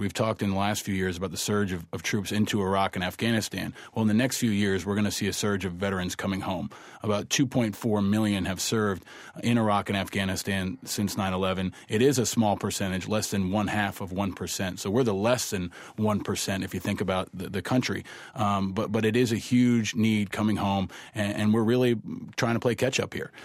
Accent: New York, United States; also born or lived in Amherst, Massachusetts; I grew up here in New York

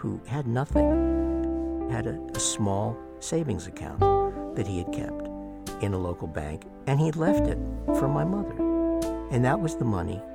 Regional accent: New Hampshire, United States; when I was growing up in New Hampshire

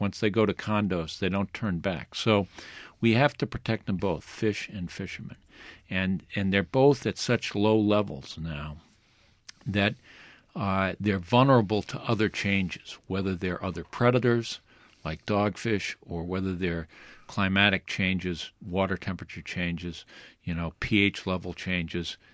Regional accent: New Bedford, Massachusetts, United States; I come from New Bedford. It's a fishing port.

